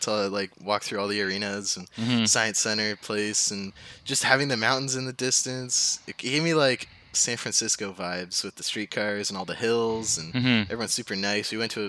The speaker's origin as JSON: {"language": "English", "region": "Ontario", "country": "Canada", "tie": "born or raised there", "moved": "yes", "lives_now": "Halifax, Canada", "said": "growing up in Ontario"}